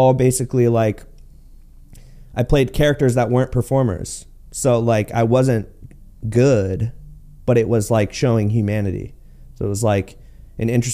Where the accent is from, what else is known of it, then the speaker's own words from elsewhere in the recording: Martinez, California, United States; moved away as an adult; now in Los Angeles, United States; growing up in the Bay Area was cool